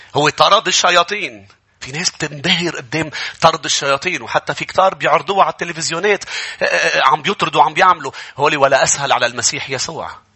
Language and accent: Arabic; Lebanon; نحن كشعب بالشرق كلبنانيين